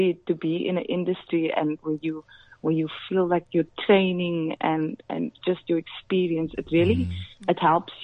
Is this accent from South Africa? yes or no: yes; Cape Town, Western Cape, South Africa; I'm from Ocean View in Cape Town and we speak with a very mixed